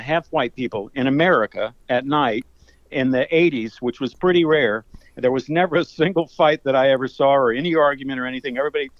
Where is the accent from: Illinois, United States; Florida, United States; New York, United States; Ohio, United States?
Florida, United States; Tampa; moved away as an adult; also born or lived in Portland, Oregon / Europe; now in Tampa, United States; My hometown is Tampa, Florida, where I grew up, and I'm back for my brothers.